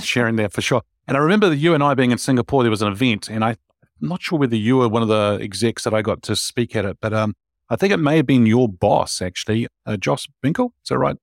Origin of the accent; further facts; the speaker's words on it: New Zealand; I'm a Kiwi